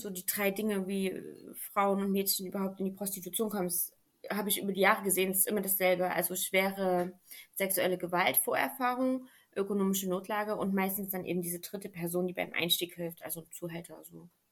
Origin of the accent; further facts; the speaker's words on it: Germany; bei uns in Deutschland